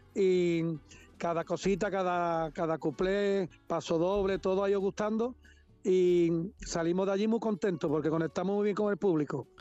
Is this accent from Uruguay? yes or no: no; Cádiz, Andalusia, Spain; soy el pregonero de Cádiz, que lo que le tengo que decir a mi tierra son cosas bonitas